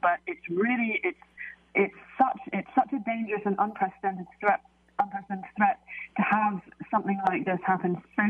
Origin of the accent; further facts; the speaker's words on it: Jakarta, Indonesia; I was born in Jakarta. I grew up in Indonesia, and I was taught the story of Krakatoa from childhood, really.